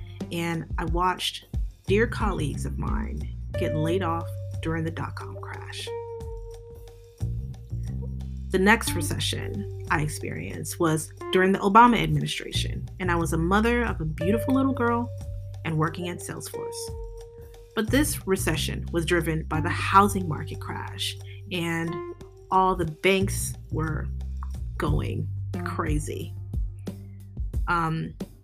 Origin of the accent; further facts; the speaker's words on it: Oakland, California, United States; I grew up poor in Oakland, California